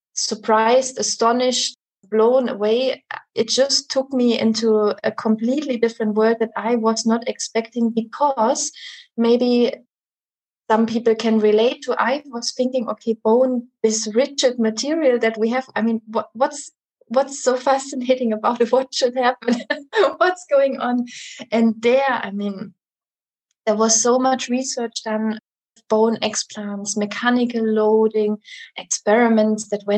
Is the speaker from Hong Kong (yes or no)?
no; Germany; also born or lived in Leipzig, Germany / Aberystwyth, Wales; now in Hamburg, Germany; I studied biochemistry in my home country in Germany, in a place called Leipzig.